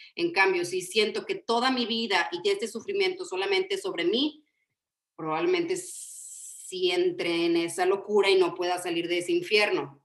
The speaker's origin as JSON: {"language": "Spanish", "region": "Yucatán", "country": "Mexico", "said": "somos chaparritos, somos yucatecos"}